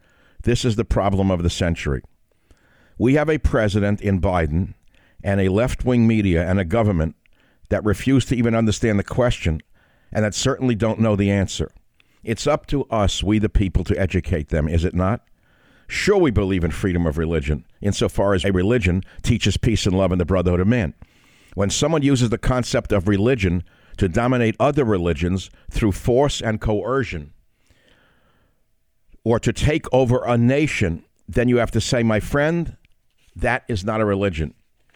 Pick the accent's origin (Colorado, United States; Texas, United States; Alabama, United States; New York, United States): New York, United States; New York City; I grew up in a melting pot. I grew up in New York City. I'm an immigrant son. We were a minority family, so naturally I grew up around minorities.